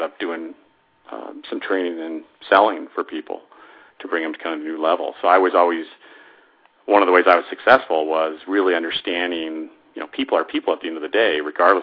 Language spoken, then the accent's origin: English; Denver, Colorado, United States; My background is I grew up in Denver, Colorado